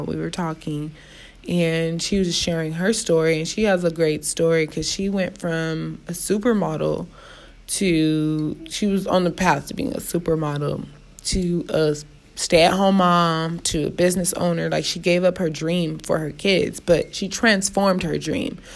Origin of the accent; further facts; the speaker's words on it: Los Angeles, California, United States; I'm still from South Central